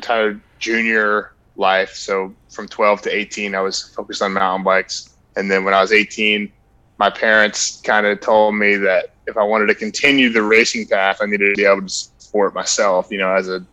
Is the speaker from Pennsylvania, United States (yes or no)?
no; Marietta, Georgia, United States; I'm a Georgia native, so I grew up in Marietta, Georgia